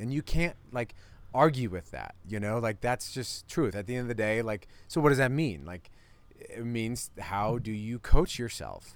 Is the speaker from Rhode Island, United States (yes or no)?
no; Iowa, United States; also born or lived in Colorado; now in Boulder, United States; we're buddies from Iowa